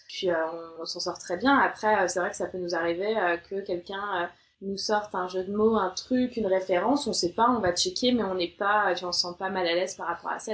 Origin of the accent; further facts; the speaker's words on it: France; moved away as an adult; also born or lived in Australia; now in London, United Kingdom; en tant que française